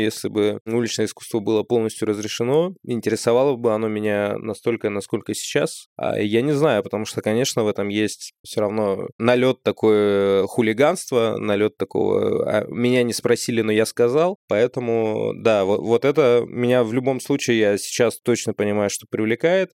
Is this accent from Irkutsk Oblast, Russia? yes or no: yes; Bratsk, Irkutsk Oblast, Russia; now in Krasnoyarsk, Russia; я в Красноярске основную часть времени провожу, но вот возвращаюсь в родной город делать фестиваль в Братске